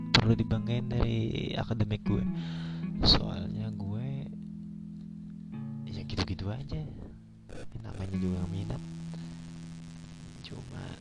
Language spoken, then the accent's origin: Indonesian; South Kalimantan, Indonesia; gue kampung ini kampung halaman gue ini termasuk kampung banget tapi maju dan berkelahi